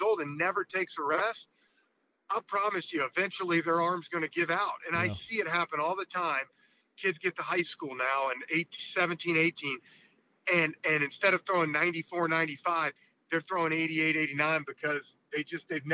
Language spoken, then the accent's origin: English; Atlanta, Georgia, United States; stay in Atlanta and do it for my hometown team